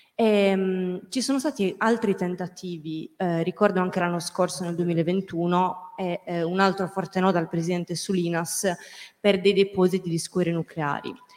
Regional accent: Sardinia, Italy; Io sono sarda

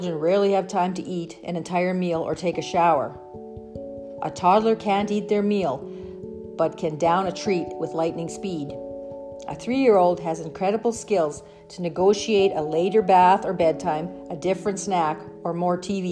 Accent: Canadian Prairies, Canada; growing up on the Canadian prairies

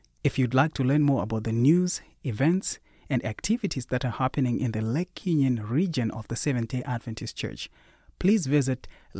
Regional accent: Zimbabwe; You know, I'm from Africa. I'm from Zimbabwe.

